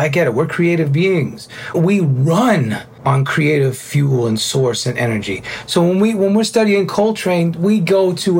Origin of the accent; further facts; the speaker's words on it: New York City, New York, United States; Being a New Yorker, a Cuban-Italian New Yorker, you know, with a very well-tempered manner.